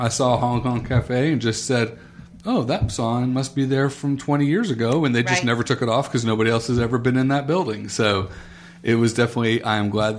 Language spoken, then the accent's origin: English; Raleigh, North Carolina, United States; growing up in Raleigh